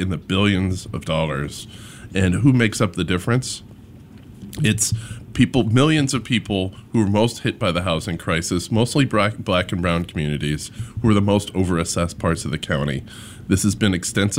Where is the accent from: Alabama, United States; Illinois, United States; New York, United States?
Illinois, United States; Chicago; also born or lived in Oak Park, Illinois; I'm from here. I grew up in Hyde Park. Went to Kenwood Academy. I live in Oak Park with my family